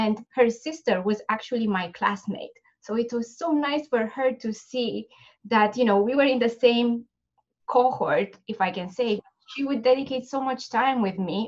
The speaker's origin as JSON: {"language": "English", "country": "Romania", "moved": "as an adult", "lives_now": "United States", "said": "I'm originally from Romania, and I finished my dental school in Bucharest"}